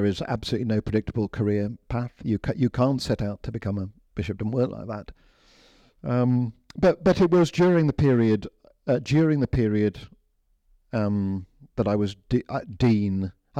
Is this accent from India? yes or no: yes; India; also born or lived in Lincoln, United Kingdom; I grew up as a missionary kid. I grew up in, so I was born in Lincoln, but before I was two, we moved to India.